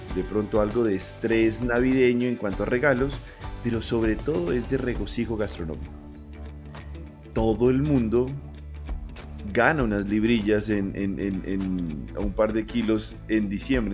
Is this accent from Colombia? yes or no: yes; Pasto, Nariño, Colombia; yo soy pastuso